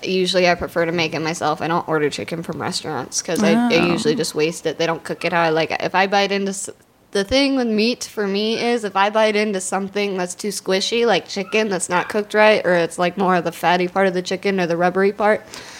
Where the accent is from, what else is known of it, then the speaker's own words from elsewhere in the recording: Wisconsin, United States; I'm from Wisconsin.